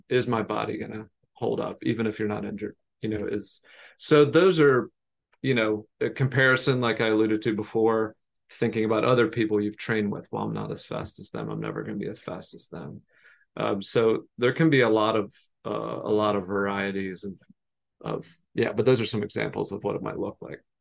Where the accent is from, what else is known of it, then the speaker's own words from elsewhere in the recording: United States; I grew up outside of Baltimore, Washington, D C area